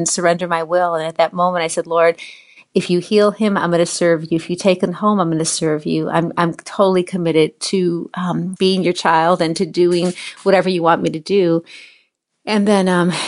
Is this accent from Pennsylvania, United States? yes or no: no; Chicago, Illinois, United States; now in Orlando, United States; I was a Chicago City girl, born and raised in Chicago